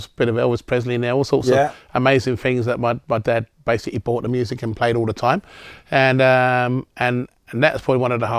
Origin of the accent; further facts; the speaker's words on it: United Kingdom; moved away as an adult; also born or lived in Singapore / Spain / Manchester; now in Melbourne, Australia; I'm not an Australian citizen, that means I would have had to go back to the UK.